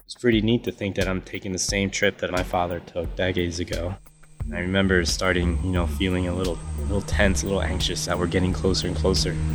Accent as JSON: {"language": "English", "country": "United States", "tie": "born or raised there", "said": "I grew up in America"}